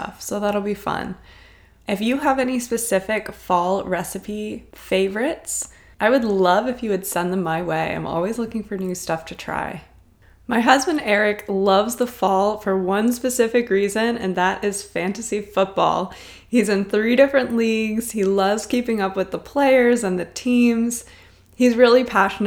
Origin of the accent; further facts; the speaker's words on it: Cincinnati, Ohio, United States; I grew up in Cincinnati, Ohio, so it was really fun to connect with someone from my home state